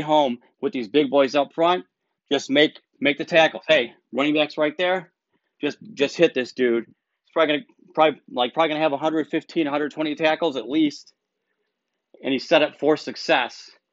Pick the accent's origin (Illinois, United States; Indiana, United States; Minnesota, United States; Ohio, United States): Ohio, United States; Cleveland; I'm from Cleveland